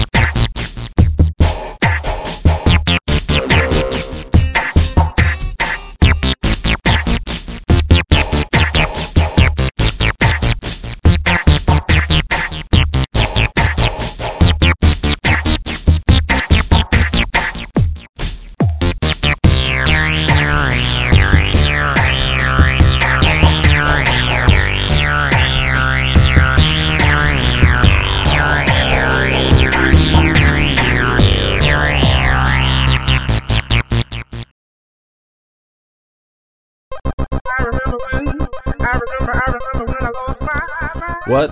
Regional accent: United States; I'm American. I don't even speak English. I talk American.

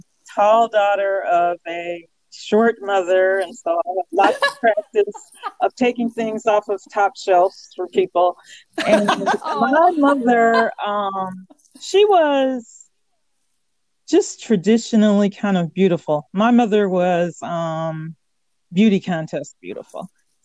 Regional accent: Chicago, Illinois, United States; moved away as an adult; now in Baltimore, United States; I was born in Baltimore, but I lived most of my life in Chicago and went to college there

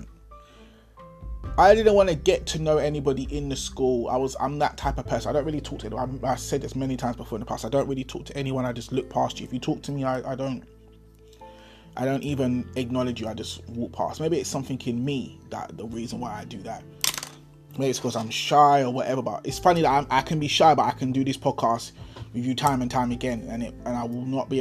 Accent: London, United Kingdom; I was from Dulwich. No one from Dulwich went to my school.

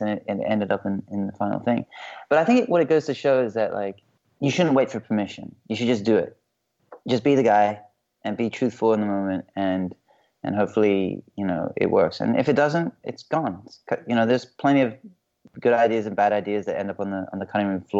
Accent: Hong Kong; moved away; I'm from Hong Kong, and my dad's English, my mom's Chinese

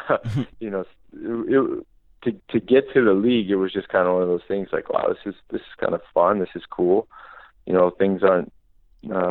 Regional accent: Hawaii, United States; moved away as an adult; growing up in Hawaii

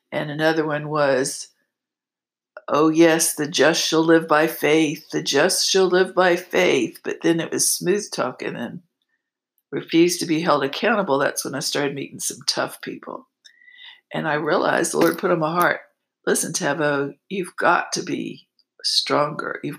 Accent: East Coast, United States; moved away; And I came from the East Coast where that was all I did, I give.

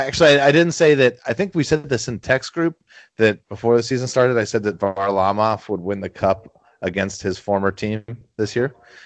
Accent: Cincinnati, Ohio, United States; born there; born in Cincinnati, so I think when my dad told us all

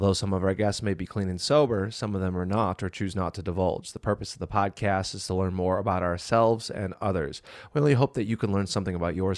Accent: Minnesota, United States; Hey, I'm from Minnesota.

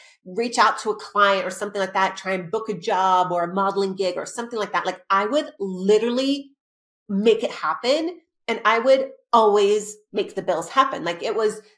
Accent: Australia; also born or lived in Arizona; now in Los Angeles, United States; I am the child of immigrant parents that literally, I was born in Australia.

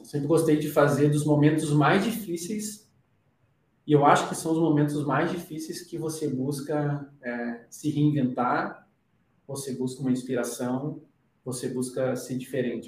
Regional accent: Rio Grande do Sul, Brazil; moved away as an adult; now in São Paulo, Brazil; eu sou do Rio Grande do Sul, a gente tem uma cultura muito forte de, de viver em família.

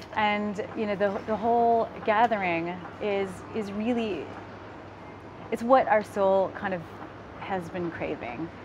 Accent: United States; moved away; also born or lived in Philippines (heritage); I was born in America

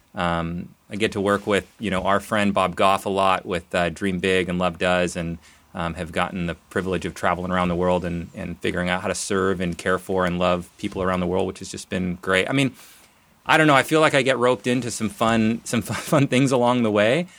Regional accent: Nelson, British Columbia, Canada; moved away as an adult; also born or lived in Calgary; now in Portland, United States; I grew up in Nelson, B C, so I'm a Canadian, even though I'm down here in Portland.

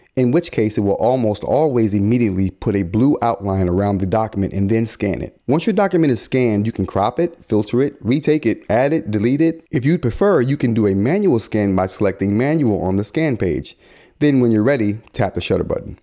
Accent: United States; we as American consumers

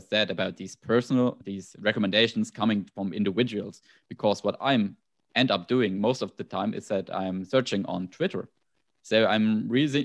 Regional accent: Germany; accent: German; English is a second language; My German accent is this

